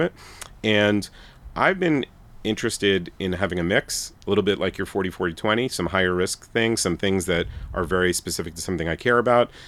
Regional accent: New York City, New York, United States; I'm from Brooklyn, Bensonhurst, Brooklyn

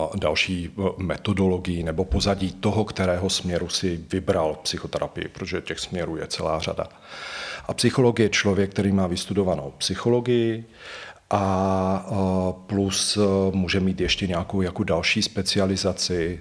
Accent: Slovakia; moved away as an adult; now in Prague, Czechia; Já vlastně pocházím ze Slovenska, tu, tu vysokou školu jsem vystudoval na Slovensku a pak jsem se přestěhoval do Prahy

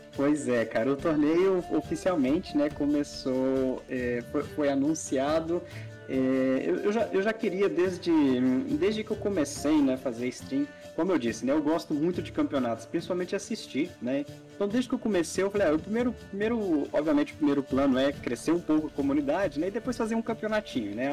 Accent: Brazil; nós somos brasileiros

